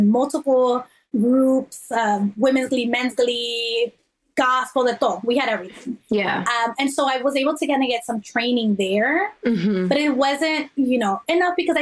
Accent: New York City, New York, United States; moved away as an adult; now in Los Angeles, United States; I grew up in New York

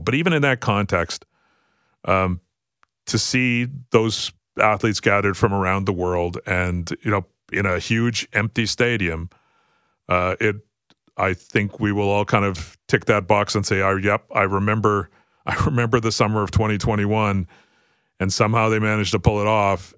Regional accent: Canada; as a Canadian

